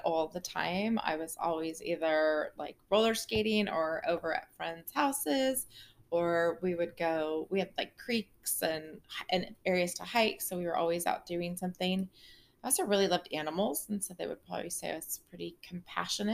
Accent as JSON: {"language": "English", "town": "Ojai", "region": "California", "country": "United States", "tie": "born or raised there", "also_born_or_lived": "Ventura, California / Santa Barbara, California / Auburn, California", "said": "I grew up in Ojai, California, which is a very small town"}